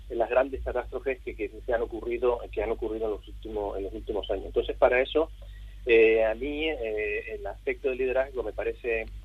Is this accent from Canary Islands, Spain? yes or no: yes; Canary Islands, Spain; moved away; Eh, como has dicho, yo soy canario, llevo unos treinta y pico años fuera de Canarias